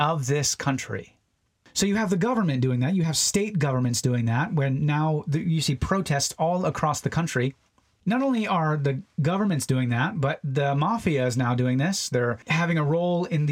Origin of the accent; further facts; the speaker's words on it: United States; even as American Christians